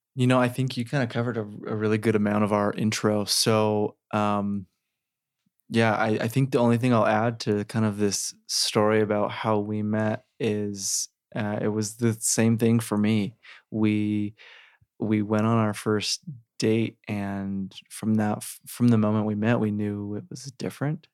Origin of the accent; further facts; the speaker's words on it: Sandy, Utah, United States; I grew up in Sandy